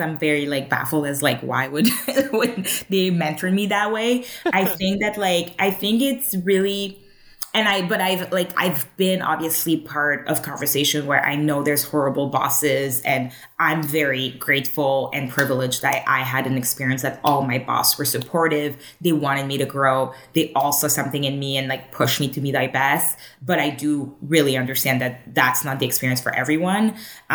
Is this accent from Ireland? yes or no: no; Montreal, Quebec, Canada; moved away as an adult; now in Toronto, Canada; I was born in Montreal